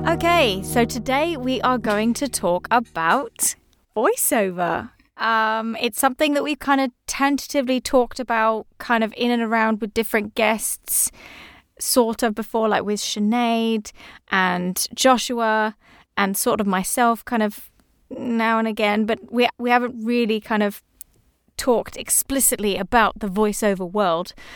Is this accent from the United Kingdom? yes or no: yes; England, United Kingdom; I'm English